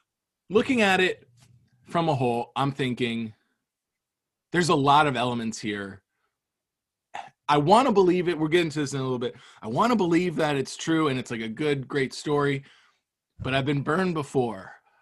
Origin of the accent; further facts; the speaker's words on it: Cape Coral, Florida, United States; we grew up in Southwest Florida in Cape Coral.